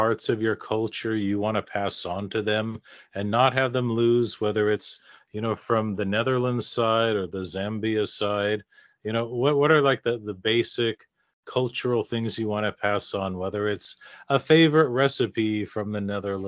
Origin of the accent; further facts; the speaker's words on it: Seattle, Washington, United States; my hometown, Seattle